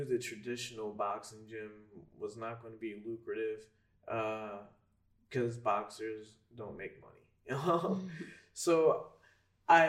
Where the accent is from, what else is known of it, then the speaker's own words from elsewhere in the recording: Fairless Hills, Pennsylvania, United States; also born or lived in England; I'm from Fairless Hills